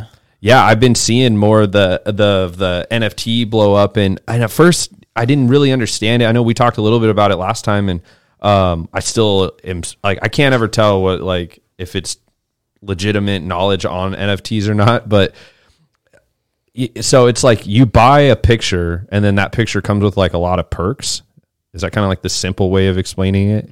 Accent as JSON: {"language": "English", "town": "Boise", "region": "Idaho", "country": "United States", "moved": "yes", "lives_now": "Austin, United States", "said": "I'm from Boise, Idaho"}